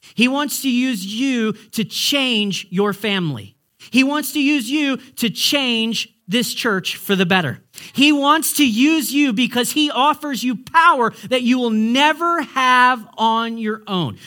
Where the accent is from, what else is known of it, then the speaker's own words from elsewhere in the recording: United States; now in Canada; As an American